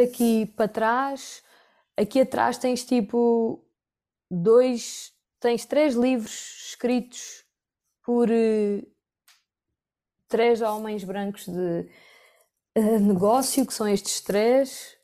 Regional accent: Algarve, Portugal; moved away as an adult; also born or lived in Rio Maior / Lisbon; now in Porto, Portugal; eu cresci a vida toda no Algarve e depois fui yeah. viver para Rio Maior aos 18 anos

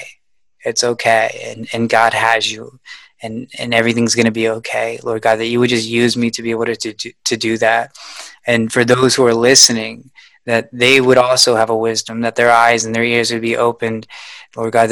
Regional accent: United States; As an American

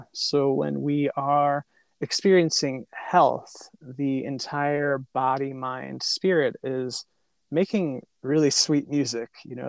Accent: New York, United States; now in San Francisco, United States; New York. Oh. One accent though.

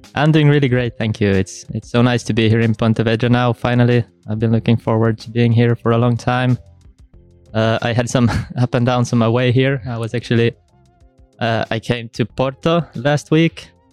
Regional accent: Helsinki, Uusimaa, Finland; also born or lived in Stockholm, Sweden; I'm originally from Helsinki in Finland

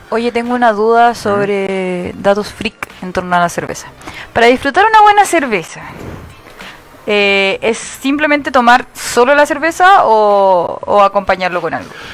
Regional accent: 25 minutes from Peru, Arica y Parinacota, Chile; yo nací a, 25 minutos ah, de Perú

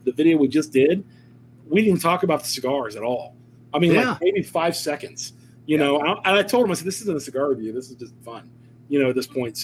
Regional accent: Ohio, United States; we're both from Ohio.

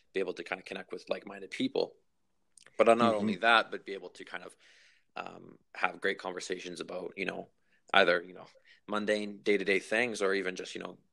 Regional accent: Vancouver, British Columbia, Canada; also born or lived in Victoria; I grew up here, so I was born in Vancouver

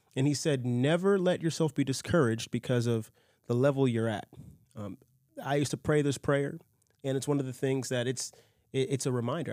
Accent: United States; I grew up in a Presbyterian church in America because of family

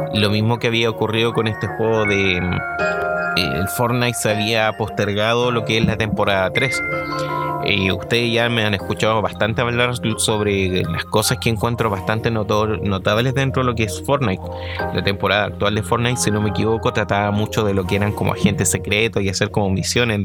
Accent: Chile; para nosotros como chilenos

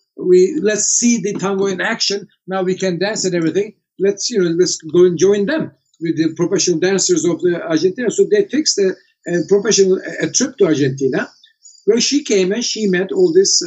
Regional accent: Turkey; also born or lived in New York City; where do you come from? I said, Turkey

